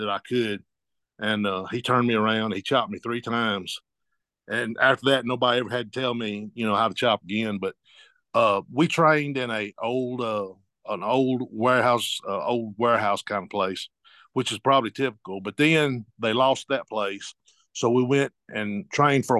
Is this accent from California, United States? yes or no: no; Georgia, United States; I grew up in Georgia